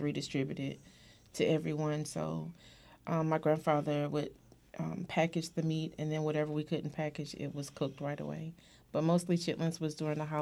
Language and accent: English; Durham, North Carolina, United States; I grew up in Durham, North Carolina, and I grew up on the farm